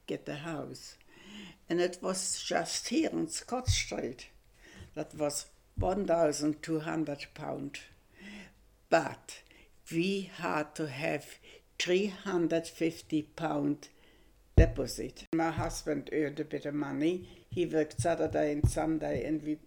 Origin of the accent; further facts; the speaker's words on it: Germany; English is a second language; moved away as an adult; now in Australia; I was German